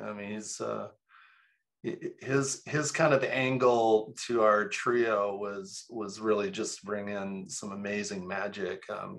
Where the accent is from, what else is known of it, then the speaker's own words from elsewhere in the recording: Toronto, Ontario, Canada; moved away as an adult; also born or lived in Salt Lake City, Utah; now in Utah, United States; I'm a transplant here. I'm from Toronto, Canada.